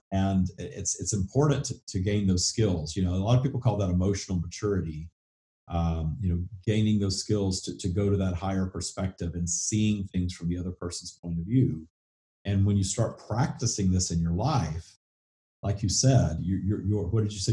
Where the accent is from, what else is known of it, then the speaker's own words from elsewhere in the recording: the South, United States; accent: southern; With my southern accent